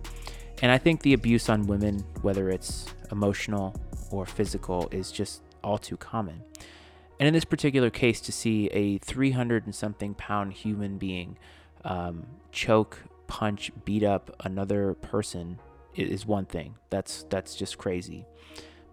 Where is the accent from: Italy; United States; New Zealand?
United States; Bristol, Rhode Island; I was born and raised in Bristol, Rhode Island